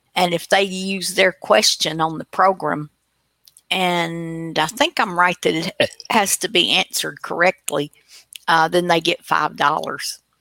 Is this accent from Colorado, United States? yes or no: no; Tennessee, United States; I'm from Tennessee